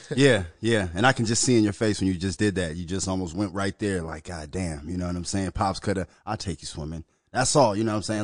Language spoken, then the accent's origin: English; Minnesota, United States; I grew up in Minnesota